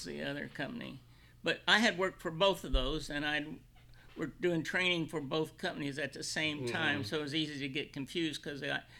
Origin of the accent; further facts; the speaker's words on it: Illinois, United States; also born or lived in Kentucky; Central Illinois.